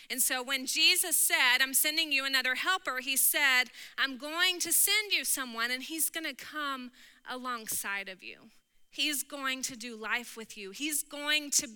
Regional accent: Texas, United States; I'm from Texas

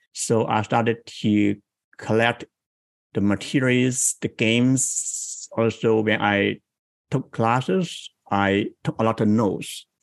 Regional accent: Guangdong, China; now in Bay Area, United States; I grew up in Guangdong province in South China in small town.

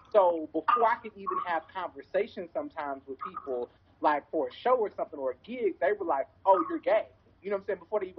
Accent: St. Louis, Missouri, United States; also born or lived in Kansas City / Chicago / New Orleans / Detroit; So I am originally from St. Louis, and I've lived in a lot of different places, Kansas City, Chicago, New Orleans, Detroit, Dallas, somewhere else.

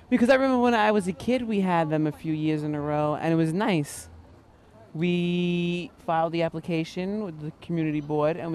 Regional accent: San Diego, California, United States; I'm from San Diego. Kind of everybody keeps their own little lot when you live in the suburbs

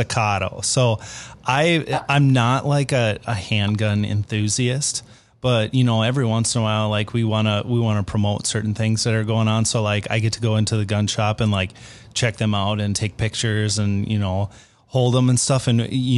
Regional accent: Minnesota, United States; I grew up in Minnesota

